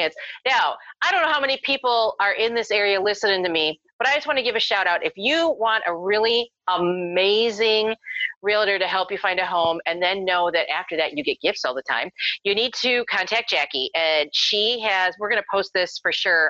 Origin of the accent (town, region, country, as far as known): Illinois, United States; moved away